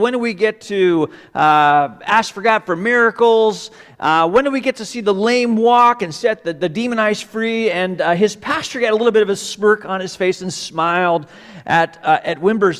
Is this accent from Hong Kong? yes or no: yes; Hong Kong; also born or lived in Malaysia; I do have some roots in Hong Kong. I was born in Hong Kong. My parents were CMA missionaries. And so I would spend part of the year in Hong Kong and part of the year at a boarding school in Malaysia.